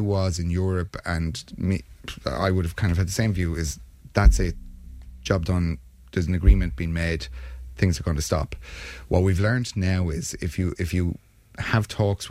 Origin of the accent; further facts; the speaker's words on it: Ireland; as an Irish nation we're proud of our neutrality